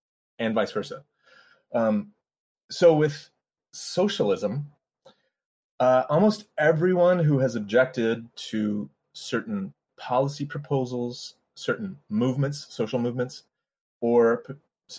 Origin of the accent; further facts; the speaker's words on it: Colorado, United States; moved away as an adult; now in Los Angeles, United States; I live in LA, but I grew up mostly in Colorado